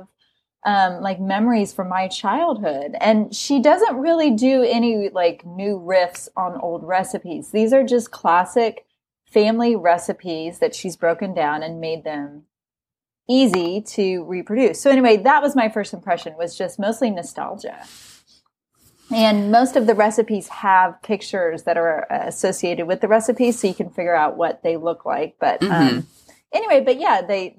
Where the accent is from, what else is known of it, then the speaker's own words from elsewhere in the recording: Midwest, United States; I'm also from the Midwest